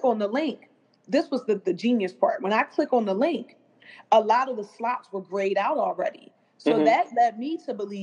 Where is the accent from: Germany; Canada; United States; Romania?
United States; Philadelphia, Pennsylvania; I was originally from West Philadelphia